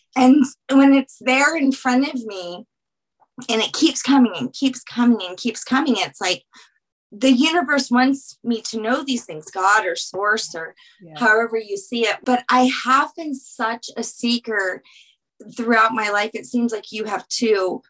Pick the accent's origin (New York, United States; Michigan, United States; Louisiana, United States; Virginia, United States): Louisiana, United States; I'm from Louisiana